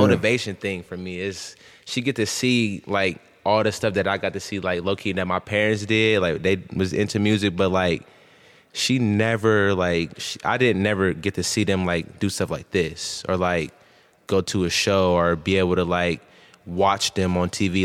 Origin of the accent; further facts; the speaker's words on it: Columbus, Ohio, United States; also born or lived in Akron, Ohio; then I moved to Columbus